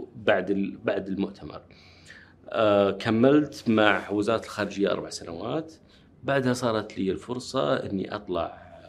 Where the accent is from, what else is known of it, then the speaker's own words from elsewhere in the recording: Riyadh, Riyadh Province, Saudi Arabia; also born or lived in Nashville, United States / Wisconsin, United States; ولدت في الرياض في مستشفى الملك عبد العزيز